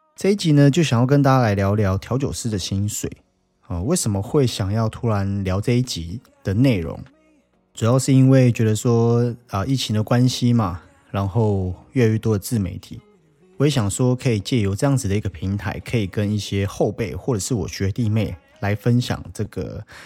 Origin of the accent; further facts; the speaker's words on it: Taiwan; 我们台湾人很喜欢讲的责任制的东西